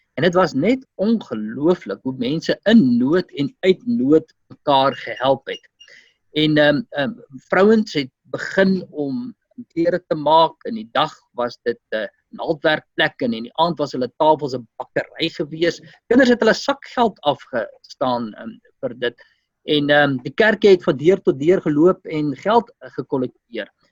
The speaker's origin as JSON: {"language": "Afrikaans", "country": "South Africa", "said": "ons as Afrikaner gemeenskap"}